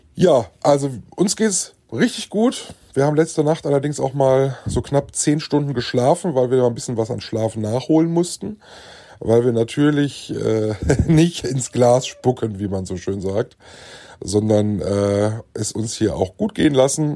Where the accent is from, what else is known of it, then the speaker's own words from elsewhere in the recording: Germany; bei uns in Deutschland